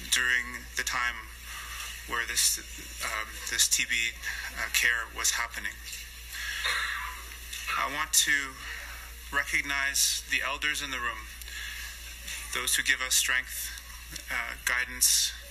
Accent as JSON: {"language": "English", "region": "Inuit Nunangat", "country": "Canada"}